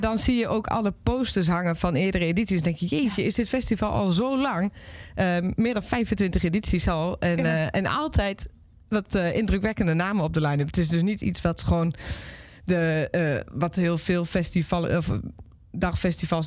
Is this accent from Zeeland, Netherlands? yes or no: no; Overijssel, Netherlands; in de regio waar ik vandaan kom